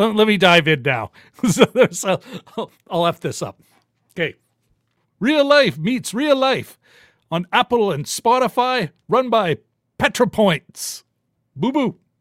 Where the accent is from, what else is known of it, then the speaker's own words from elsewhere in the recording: Winnipeg, Manitoba, Canada; I'm born and raised in Winnipeg